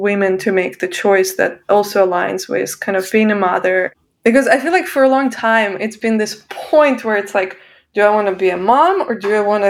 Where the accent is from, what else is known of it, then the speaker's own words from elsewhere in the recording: Russia; moved away as an adult; now in United States; I'm originally from Russia